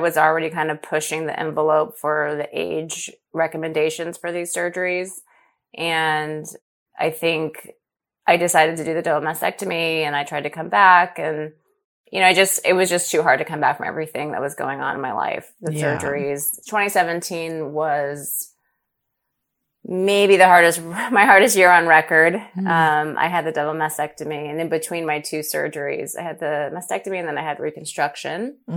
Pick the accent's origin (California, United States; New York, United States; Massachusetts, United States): California, United States; Los Angeles; LA was my hometown, and it's where I started running